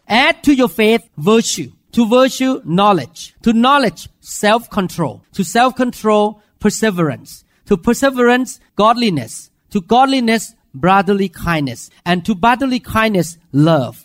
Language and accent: English; Thailand; accent: Thai; English is a second language; I speak wrong accent in Thai way